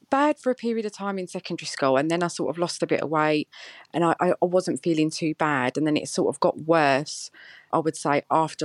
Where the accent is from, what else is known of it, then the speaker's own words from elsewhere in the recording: East of England, United Kingdom; I'm 35 from Essex. I'm married with 2 boys and I'm a nurse.